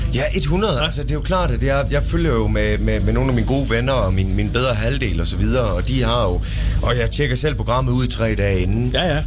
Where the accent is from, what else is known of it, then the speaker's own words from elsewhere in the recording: Tønder, Southern Denmark, Denmark; moved away; da jeg flyttede fra Tønder heraf, så var det, det var en, en kæmpe bedrift. Mm. For jeg var glad for at komme væk fra Tønder.